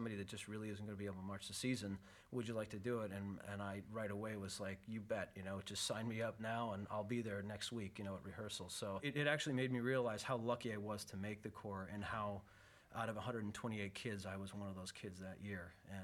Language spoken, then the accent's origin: English; Madison, Wisconsin, United States; moved away as an adult; also born or lived in Minnesota / Grand Rapids, Michigan; now in Buena Park, United States; I grew up in Madison, Wisconsin